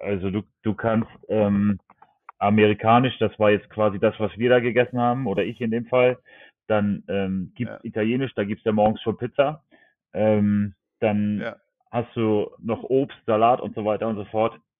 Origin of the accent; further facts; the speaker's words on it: Germany; bei uns in Deutschland